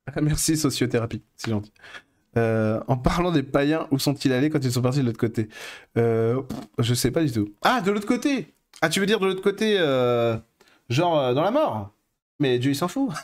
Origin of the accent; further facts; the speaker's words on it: France; je suis français